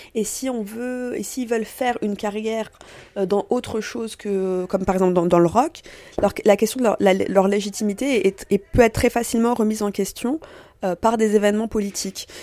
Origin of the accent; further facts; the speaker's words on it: France; also born or lived in Tunisia (parents) / Paris; je suis née en France, de parents tunisiens